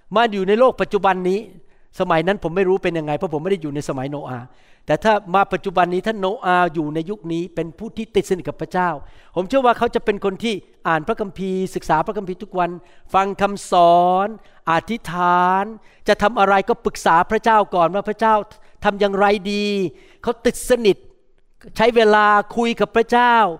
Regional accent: United States; ผมเป็นคนอเมริกัน หน้าตาผมเป็นคนจีน แต่ว่าโดยตำแหน่งผมเป็นคนอเมริกัน

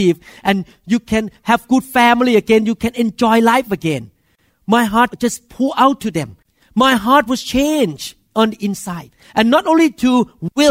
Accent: Thailand; moved away; as a Thai man, I grew up in Thailand

